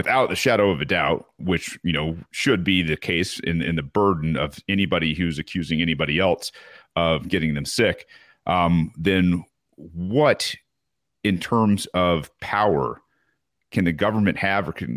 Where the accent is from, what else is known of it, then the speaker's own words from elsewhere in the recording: United States; being American